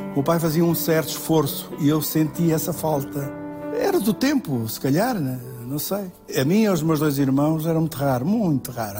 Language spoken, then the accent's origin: Portuguese; Mourão, Alentejo, Portugal; moved away; Deus quis que eu tivesse nascido em Mourão, numa casa muito pequenina